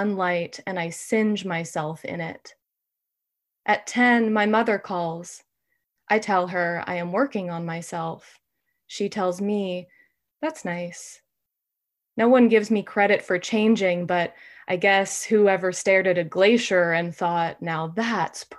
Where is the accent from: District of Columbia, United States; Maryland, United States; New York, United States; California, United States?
California, United States; also born or lived in Brooklyn; now in Portland, United States; I am a Californian, but I'm living in Maine.